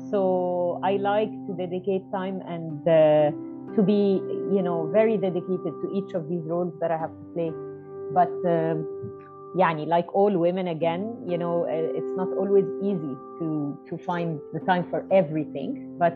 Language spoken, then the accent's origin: English; New Zealand; born there; I was born in New Zealand